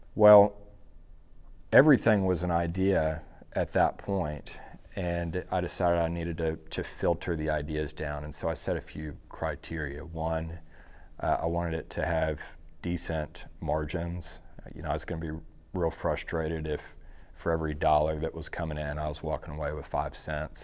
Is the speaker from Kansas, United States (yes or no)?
no; Dallas, Texas, United States; I grew up in Dallas